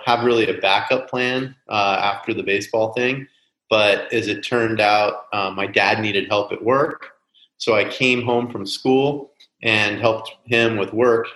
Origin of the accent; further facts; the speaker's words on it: San Francisco Bay Area, California, United States; also born or lived in Oakland, California / Danville, California; I grew up in the San Francisco Bay Area, kind of moved from the Oakland area to the East Bay as I grew up